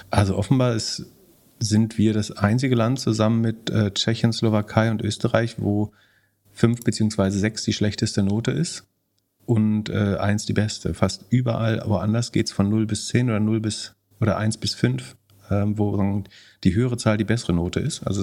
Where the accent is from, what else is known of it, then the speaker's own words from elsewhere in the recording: West Germany, Germany; Das musst du mir erklären als Wessi.